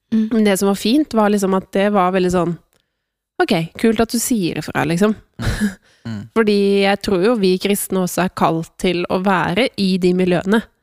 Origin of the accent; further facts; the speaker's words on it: Sørumsand, Akershus, Norway; Jeg kommer fra Sørumsand